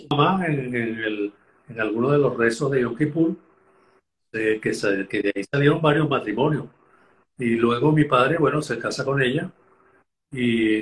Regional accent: Los Teques, Miranda, Venezuela; accent: venezolano; moved away as an adult; tanto mi hermano como yo, nacimos en Los Teques también

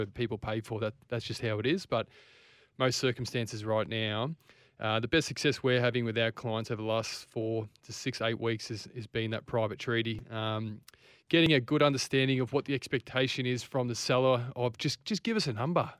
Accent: Ballarat, Victoria, Australia; also born or lived in Frankston; now in Queensland, Australia; I'm from Ballarat

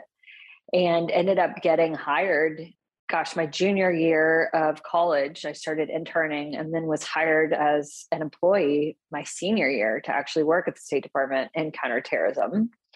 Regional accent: Houston, Texas, United States; which is where I grew up in Houston

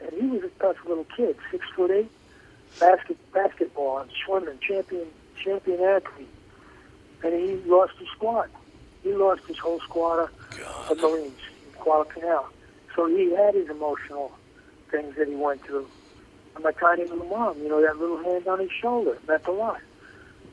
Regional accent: United States; as an American

